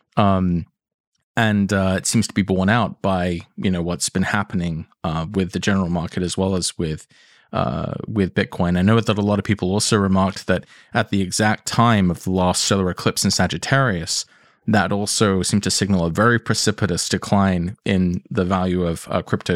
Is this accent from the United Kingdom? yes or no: yes; England, United Kingdom; accent: English; I know I sound English